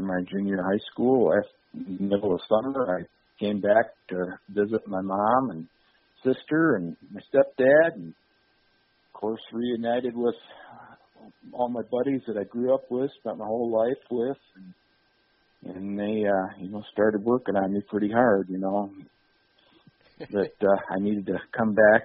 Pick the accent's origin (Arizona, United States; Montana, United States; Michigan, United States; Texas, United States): Michigan, United States; Holt; also born or lived in Lansing, Michigan; now in Vermontville, United States; I was born and raised in Ingham County, in Holt